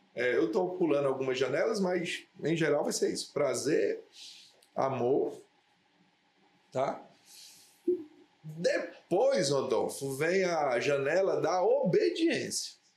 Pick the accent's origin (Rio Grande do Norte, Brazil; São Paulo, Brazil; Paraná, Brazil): Rio Grande do Norte, Brazil; Natal; also born or lived in Areia Branca; nasci aqui em Natal, em 72 papai foi transferido